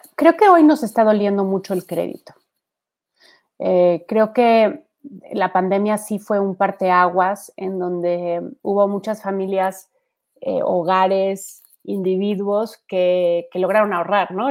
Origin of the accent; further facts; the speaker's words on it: Mexico; somos más mexicanos totaleros